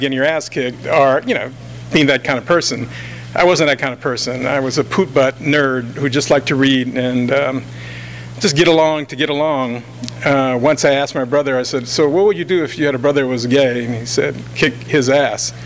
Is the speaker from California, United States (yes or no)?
yes; Los Angeles, California, United States; also born or lived in New Orleans, Louisiana; now in Altadena, United States; I grew up in South